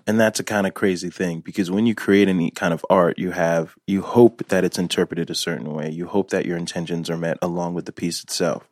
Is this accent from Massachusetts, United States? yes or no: no; Newark, New Jersey, United States; born in Newark